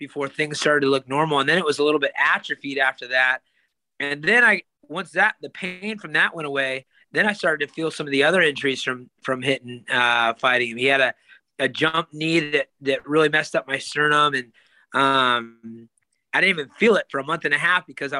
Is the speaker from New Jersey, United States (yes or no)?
no; California, United States; a sold out arena in my hometown